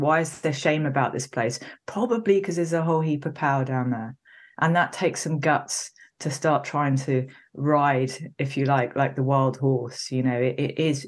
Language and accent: English; Wales, United Kingdom; I was born in Wales. Anyone who doesn't know Wales in the UK, it's a kind of valley hill place.